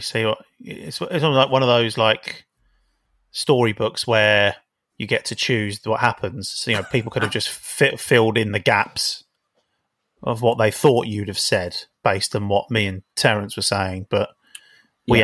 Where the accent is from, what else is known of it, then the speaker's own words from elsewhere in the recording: London, United Kingdom; I'm from South London